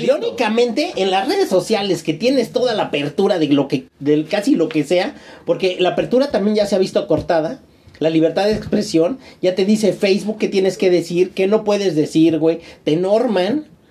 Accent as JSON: {"language": "Spanish", "country": "Mexico", "said": "seguimos siendo mexicanos"}